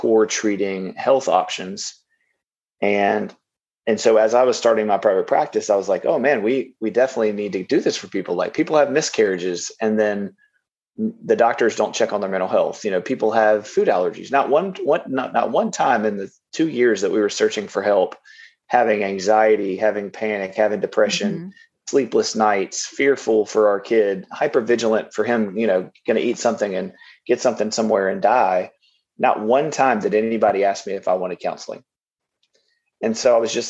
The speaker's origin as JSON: {"language": "English", "region": "Louisiana", "country": "United States", "tie": "born or raised there", "also_born_or_lived": "Los Angeles, California", "said": "Came back to Louisiana, back to my hometown or home, and ended up in Shreveport, Louisiana, which is where I'm at now"}